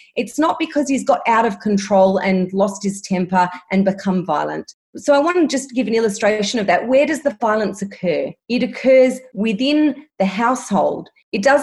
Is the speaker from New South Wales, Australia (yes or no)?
no; Melbourne, Victoria, Australia; I'm from Melbourne and I'm still in lockdown at the moment